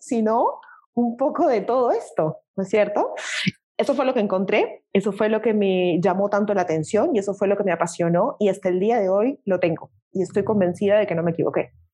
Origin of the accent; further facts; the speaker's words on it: Peru; en mi país, en el Perú